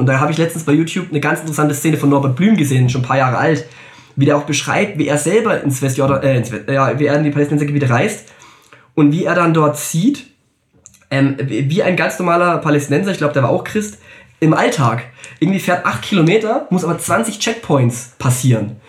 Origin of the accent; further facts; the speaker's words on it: Germany; wir als Deutsche